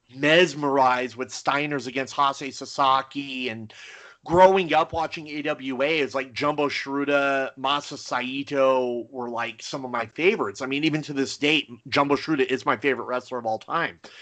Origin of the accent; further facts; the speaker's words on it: near Los Angeles, California, United States; growing up near Los Angeles